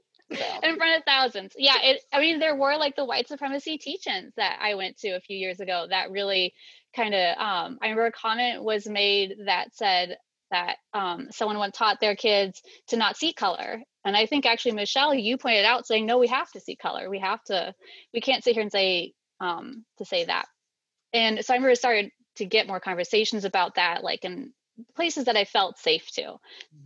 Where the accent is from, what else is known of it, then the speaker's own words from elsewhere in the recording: Maine, United States; moved away as an adult; now in Tennessee, United States; I was born in Maine in the middle of winter, like as far north as you can get